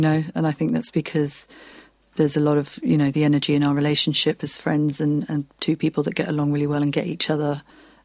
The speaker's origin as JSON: {"language": "English", "region": "southern Spain", "country": "Spain", "tie": "born or raised there", "moved": "yes", "said": "I grew up in Spain, okay. So yeah, spent all my, childhood running around beaches and mountains"}